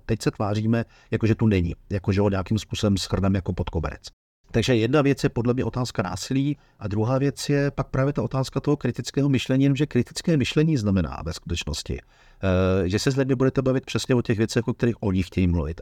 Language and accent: Czech; Bohemia, Czechia; kteří jsme se narodili v Čechách